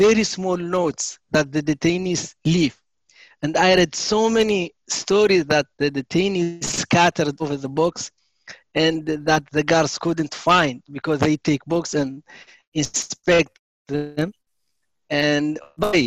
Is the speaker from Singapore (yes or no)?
no; Mauritania; moved away as an adult; also born or lived in Germany; I am from Mauritania. I was born in Mauritania in the south, 1970